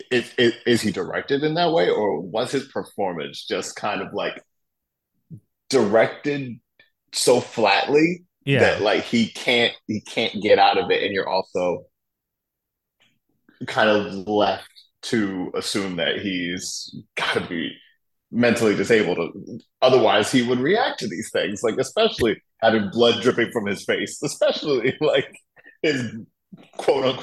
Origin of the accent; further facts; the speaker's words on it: Tennessee, United States; I'm from Tennessee.